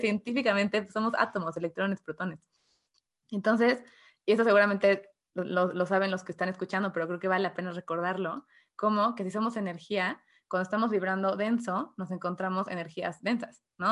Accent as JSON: {"language": "Spanish", "country": "Mexico", "said": "soy de México"}